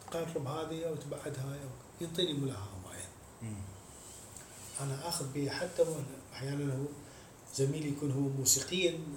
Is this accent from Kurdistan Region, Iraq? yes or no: no; Mosul, Nineveh, Iraq; من الموصل